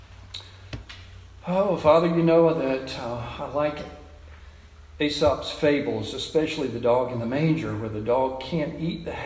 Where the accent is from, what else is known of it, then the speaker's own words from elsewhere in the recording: United States; I was born white here in America and into a loving family